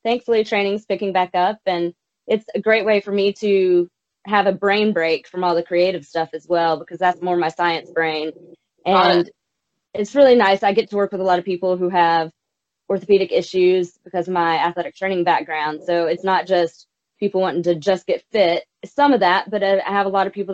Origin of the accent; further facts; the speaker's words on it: South Carolina, United States; now in Nashville, United States; I'm from South Carolina originally